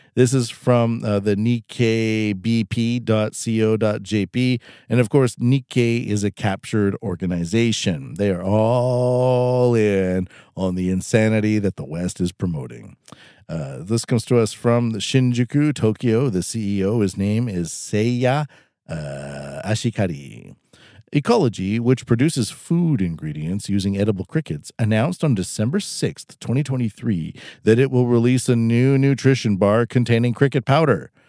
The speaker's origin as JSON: {"language": "English", "country": "Canada", "moved": "as an adult", "lives_now": "Japan", "said": "I am a Canadian in Canada right now, but I live in Japan"}